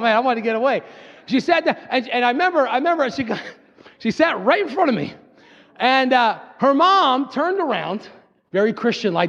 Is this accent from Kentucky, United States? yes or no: no; Fairless Hills, Pennsylvania, United States; I'm from Fairless Hills, Pennsylvania